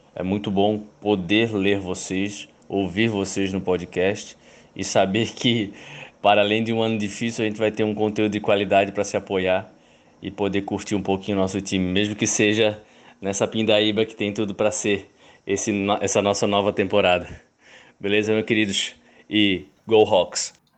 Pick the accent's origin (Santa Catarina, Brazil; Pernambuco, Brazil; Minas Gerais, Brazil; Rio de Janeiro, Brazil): Pernambuco, Brazil; Recife; Eu e o Wagner somos de Recife